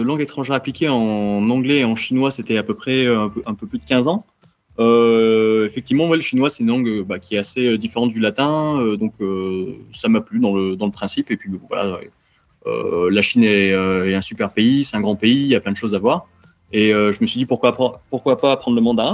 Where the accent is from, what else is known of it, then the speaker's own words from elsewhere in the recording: Montpellier, Occitania, France; moved away as an adult; also born or lived in China; je suis né à Montpellier et j'ai grandi à Montpellier